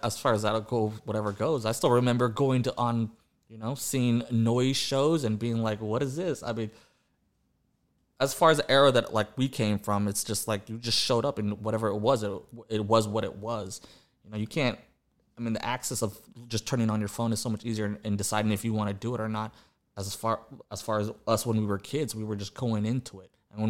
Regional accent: Austin, Texas, United States; I've been here since elementary school.

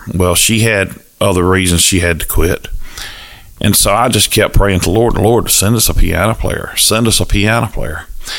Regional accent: Cairo, Georgia, United States; accent: Southern; also born or lived in St. Augustine, Florida; I'm from Cairo.

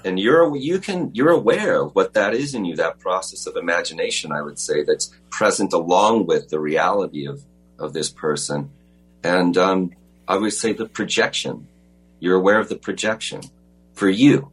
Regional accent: Los Angeles, California, United States; I was born in Los Angeles, you know I grew up was went to private school in Sherman Oaks

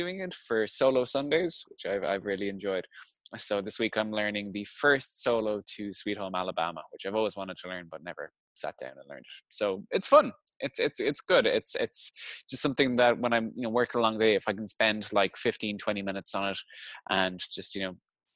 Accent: Limerick, Munster, Ireland; We're working in his studio in my hometown of Limerick City

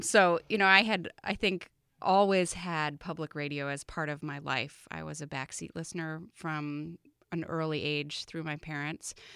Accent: Vermont, United States; moved away; I'm from Vermont originally, but I hadn't been living here for many years.

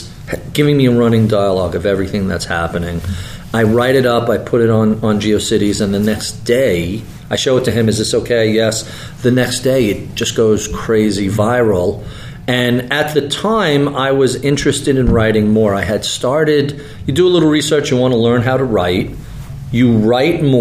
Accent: New York, United States; I'm a New Yorker. I grew up in suburbia

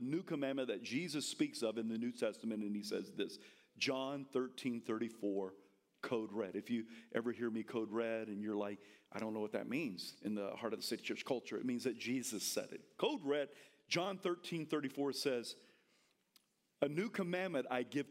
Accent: the South, United States; I'm from the South.

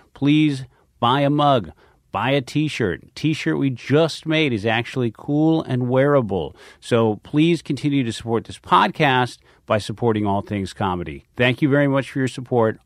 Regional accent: Philadelphia, Pennsylvania, United States; also born or lived in New York; I grew up in Philadelphia. Yeah, yeah, I was born here, and uh, born right outside of the city

